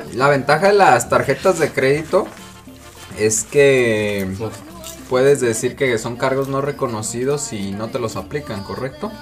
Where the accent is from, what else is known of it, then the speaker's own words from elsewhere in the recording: Guadalajara, Jalisco, Mexico; como buenos tapatíos